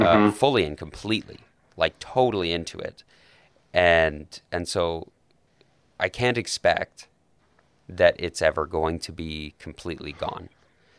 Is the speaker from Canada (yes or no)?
yes; Calgary, Alberta, Canada; also born or lived in Rexburg, Idaho; I grew up in Calgary. I've lived here my whole life. Minus, going to Rexburg